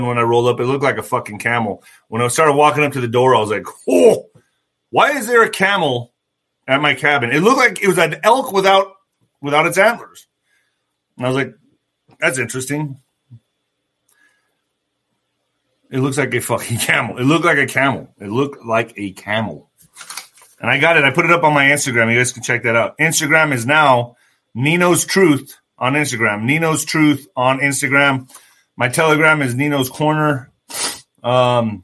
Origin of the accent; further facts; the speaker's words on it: El Paso, Texas, United States; my hometown of El Paso